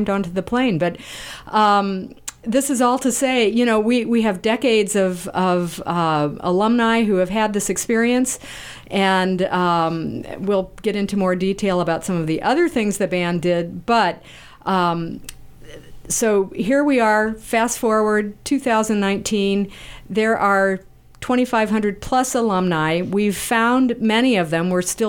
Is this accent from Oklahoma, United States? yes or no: no; Pittsburg, Kansas, United States; moved away; at the time, was from Pittsburgh, Kansas, very small town in Kansas